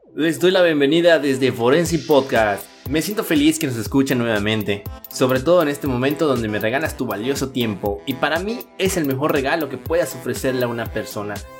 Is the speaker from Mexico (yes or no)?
yes; Mexico; somos mexicanos. Los mexicanos siempre, siempre salimos adelante